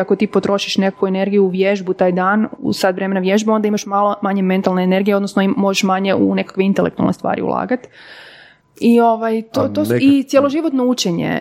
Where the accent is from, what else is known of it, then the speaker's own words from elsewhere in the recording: Podravina, Croatia; moved away; ja sam iz Podravine e, rodom